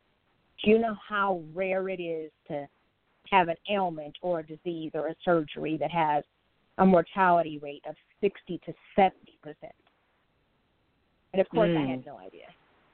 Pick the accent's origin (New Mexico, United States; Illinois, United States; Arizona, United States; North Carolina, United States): Arizona, United States; I am a native from Arizona. I was born and raised there.